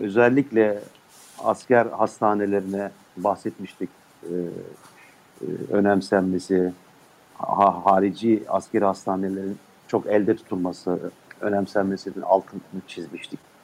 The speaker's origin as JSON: {"language": "Turkish", "town": "Ulm", "region": "Baden-Württemberg", "country": "Germany", "tie": "born or raised there", "said": "Ulm'de doğdum."}